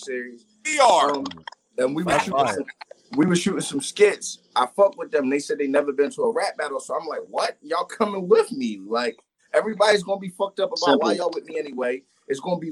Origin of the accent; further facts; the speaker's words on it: Norristown, Pennsylvania, United States; I'm from Norristown. I'm from Norristown